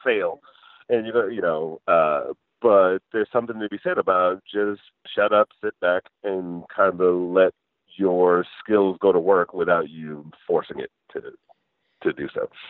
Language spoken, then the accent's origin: English; Michigan, United States; I grew up in Michigan and then worked in engineering